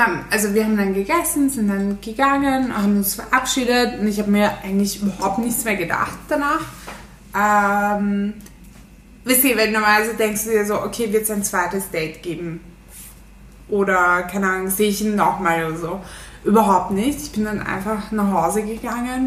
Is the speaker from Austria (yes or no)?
no; Turkey; ich bin eine echte Türkin